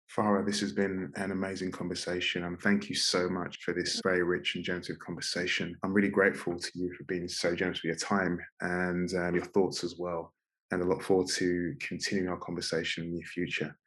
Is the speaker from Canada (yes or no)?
no; London, United Kingdom; in my immediate environment in Northwest London